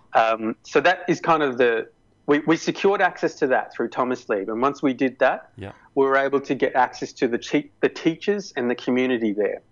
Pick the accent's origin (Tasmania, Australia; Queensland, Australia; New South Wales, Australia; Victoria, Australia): Victoria, Australia; Melbourne; my hometown